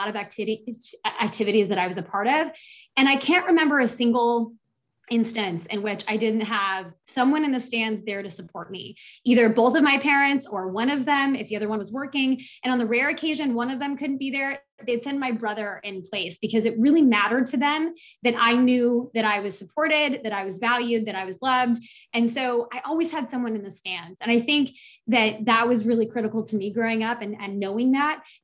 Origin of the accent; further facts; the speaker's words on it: Seattle, Washington, United States; moved away as an adult; I grew up in Seattle, Washington